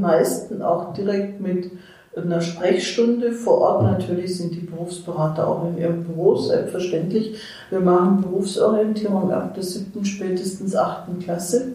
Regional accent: Mannheim, Baden-Württemberg, Germany; moved away as an adult; now in Erfurt, Germany; Ich komme aus Mannheim

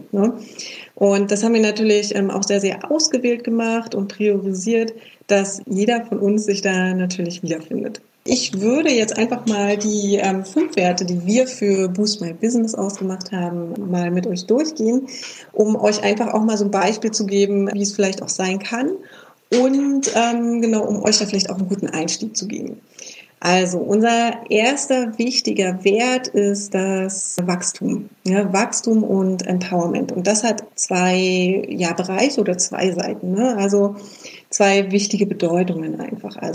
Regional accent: Berlin, Germany; vielleicht ist es auch manchmal diese Berliner Direktheit. Wir kommen beide ja aus Berlin.

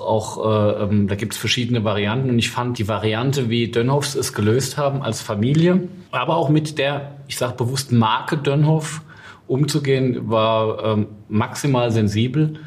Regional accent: Westhofen, Rhineland-Palatinate, Germany; aus meinem Heimatort Westhofen

